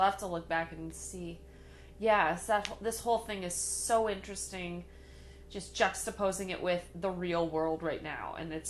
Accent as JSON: {"language": "English", "country": "Canada", "said": "I'm so proud to be Canadian."}